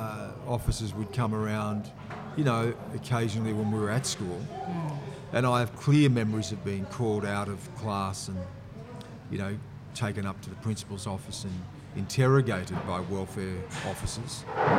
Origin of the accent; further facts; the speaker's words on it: Griffith, New South Wales, Australia; born there; You know, I was born in Griffith.